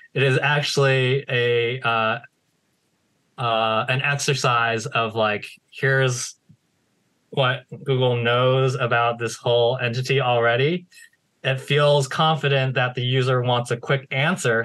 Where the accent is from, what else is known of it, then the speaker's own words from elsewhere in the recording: United States; I was born in the United States